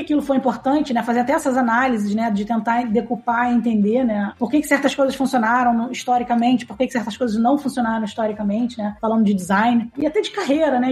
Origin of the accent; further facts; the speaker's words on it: Rio de Janeiro, Brazil; Eu sou carioca, pra começar a conversa. eu sou do Rio. Enfim, eu eu morei a maior parte da minha vida no Rio